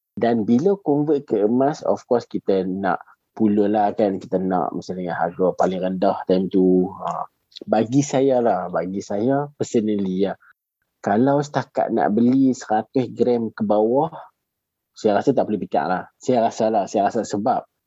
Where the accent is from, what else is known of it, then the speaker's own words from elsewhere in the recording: Alor Setar, Kedah, Malaysia; saya ni berasal daripada Alok Stark